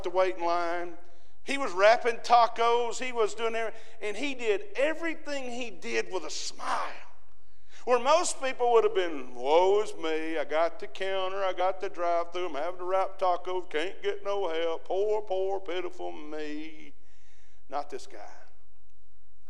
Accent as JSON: {"language": "English", "region": "Alabama", "country": "United States", "said": "we're from Alabama"}